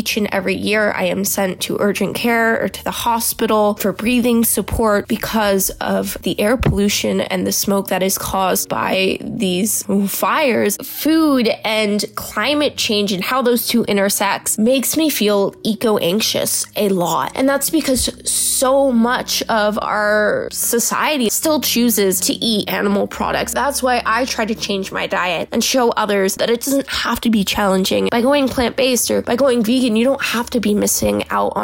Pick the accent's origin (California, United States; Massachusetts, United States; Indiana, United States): California, United States; San Francisco Bay Area; I am from the San Francisco Bay Area and I am 16 years old. Growing up in Northern California